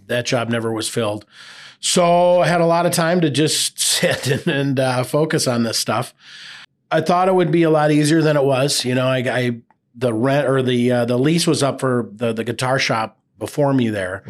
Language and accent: English; Burnsville, Minnesota, United States; now in Hudson, United States; I grew up in Burnsville.